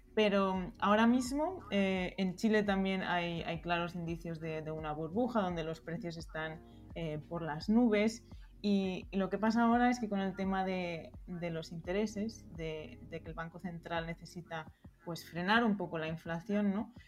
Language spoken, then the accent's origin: Spanish; Spain; moved away as an adult; also born or lived in Berlin, Germany; yo soy española